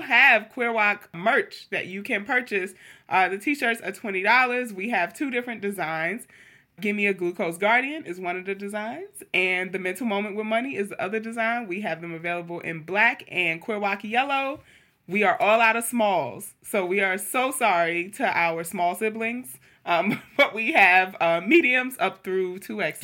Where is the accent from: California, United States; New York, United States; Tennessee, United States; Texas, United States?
New York, United States; New York City; growing up in Queens